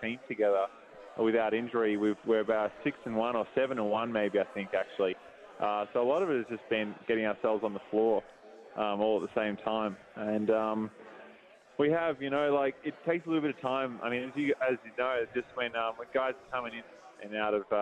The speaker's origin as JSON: {"language": "English", "town": "Melbourne", "region": "Victoria", "country": "Australia", "tie": "born or raised there", "also_born_or_lived": "Fitzroy", "said": "I did grow up in South Melbourne, in the mean streets of South Melbourne"}